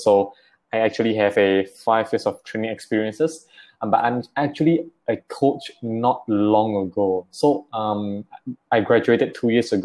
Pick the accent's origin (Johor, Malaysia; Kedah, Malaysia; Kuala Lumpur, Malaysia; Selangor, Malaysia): Selangor, Malaysia; Klang; I am from Klang, and I'm actually a full-time primary school teacher